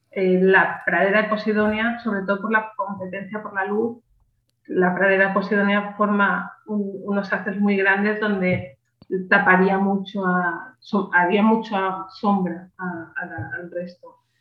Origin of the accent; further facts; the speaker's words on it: Catalonia, Spain; also born or lived in Alicante; yo nací en Alicante pero desde ah, muy pequeña, muy pequeña me fui a Cataluña